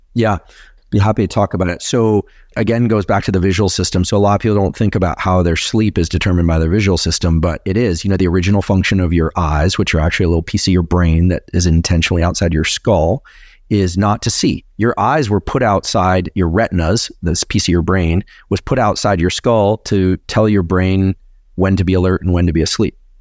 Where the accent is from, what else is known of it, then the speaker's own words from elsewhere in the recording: Silicon Valley, California, United States; I'm from Silicon Valley